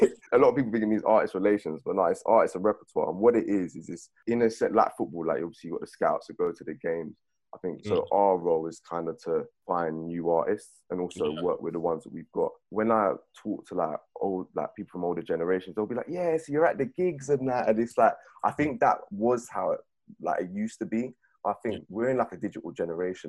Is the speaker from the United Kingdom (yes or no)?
yes; Beckenham, London, United Kingdom; I'm from Beckenham, Bromley sides